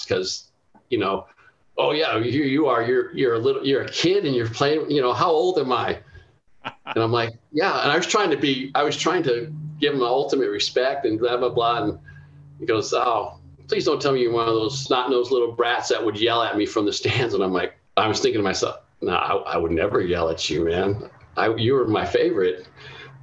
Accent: Anaheim, California, United States; born or raised there

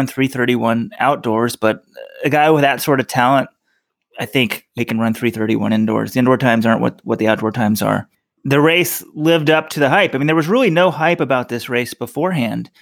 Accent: Texas, United States; being a red-blooded Texan myself

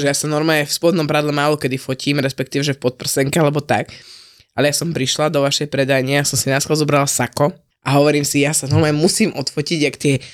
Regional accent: Vlčkovce, Trnava Region, Slovakia; u nás vo Vočkovciach

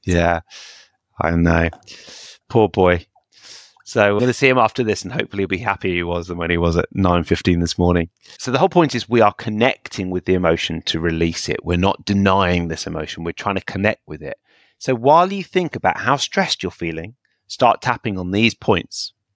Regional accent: United Kingdom; I'm very British

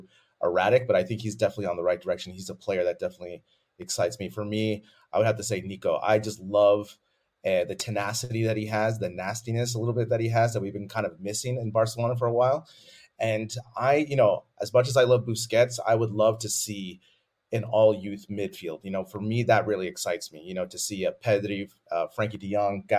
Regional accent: California, United States; growing up in California

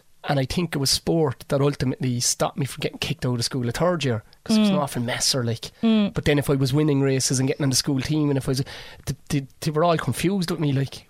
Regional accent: Cork, Munster, Ireland; I moved from Toker to Turner's Cross when I was younger, and I was moving from two different worlds, and I felt like an outcast.

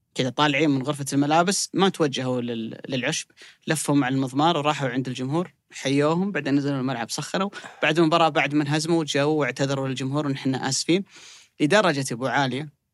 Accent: Saudi Arabia; بالنسبه لنا كسعوديين

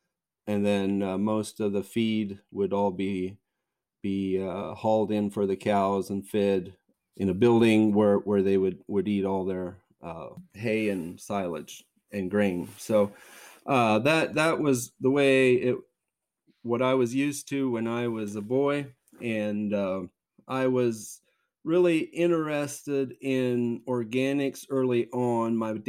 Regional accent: Yoder, Kansas, United States; I live on the farm where I grew up on here in South Central Kansas by the small town of Yoder. It's just a small town, but quite a bit going on there. I grew up here on this farm and lived here all my life

